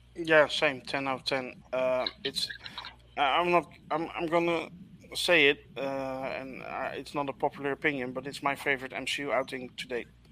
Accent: Netherlands

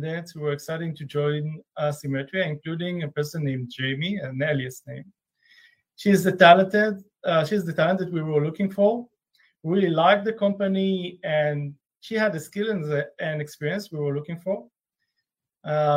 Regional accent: Israel; I'm from Israel.

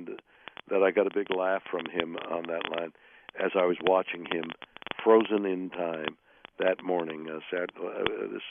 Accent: Montreal, Quebec, Canada; moved away as an adult; now in United States; I'm Canadian, and I'd been acting all my life in amateur theater in Montreal from a very young age on

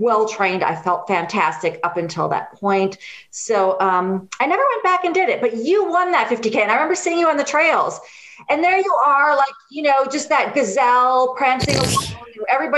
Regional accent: Wisconsin, United States; I'm from Wisconsin. I've lived all over

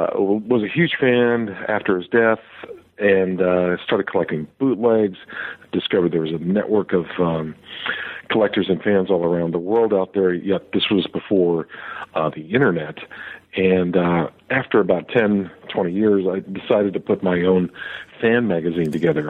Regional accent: San Francisco, California, United States; Well, I was born and raised in San Francisco and started growing up during what was then known as the Haight-Ashbury days in the late 60s in San Francisco.

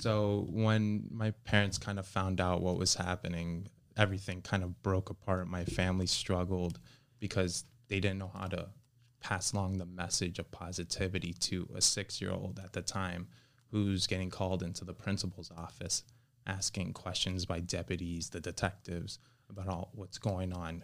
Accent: Miami, Florida, United States; also born or lived in Kendall / Weston; I was born and raised in Miami

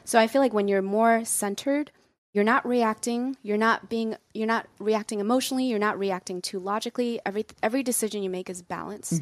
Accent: United States; our parents are immigrants, and so we, we, we come from a very strong, um, cultural background, but I think growing up in America

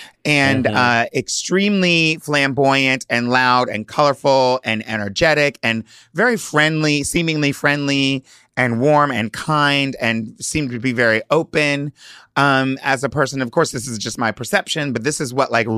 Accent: Hershey, Pennsylvania, United States; also born or lived in Delaware; I was born in Hershey, Pennsylvania, and grew up basically going back and forth between Delaware and Pennsylvania

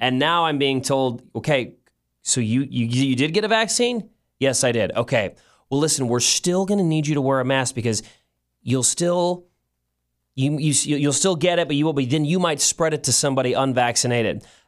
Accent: United States; as an American

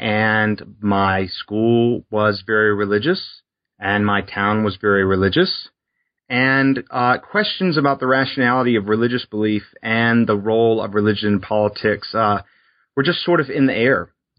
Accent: Alabama, United States; So I grew up in South Alabama on the Gulf Coast, and I was born in 1982.

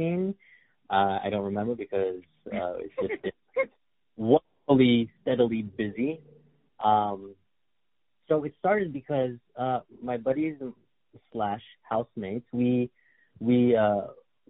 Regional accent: Los Angeles, California, United States; I am Filipino-American, born here in California

